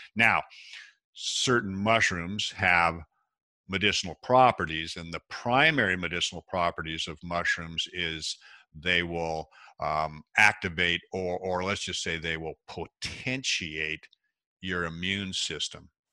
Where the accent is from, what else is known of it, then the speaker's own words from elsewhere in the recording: Seattle, Washington, United States; I was born and raised in Washington State, uh, Seattle is where I grew up